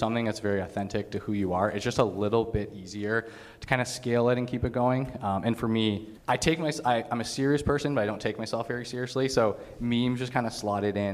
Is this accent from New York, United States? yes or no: no; Michigan, United States; also born or lived in Canada; I was born in Canada, grew up in Michigan